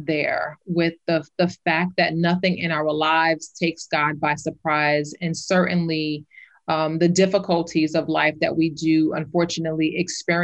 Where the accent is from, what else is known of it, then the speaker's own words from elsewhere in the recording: New York City, New York, United States; I am from New York City.